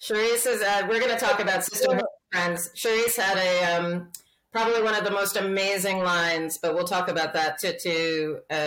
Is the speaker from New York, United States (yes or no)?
yes; New York City, New York, United States; also born or lived in Switzerland; I'm a New Yorker